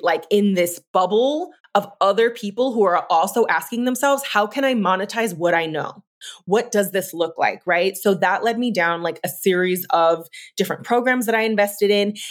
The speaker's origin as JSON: {"language": "English", "town": "San Francisco", "region": "California", "country": "United States", "tie": "born or raised there", "also_born_or_lived": "Oregon", "moved": "as an adult", "said": "Moving back to San Francisco was really pivotal to me because, um, for so many reasons, it's my hometown."}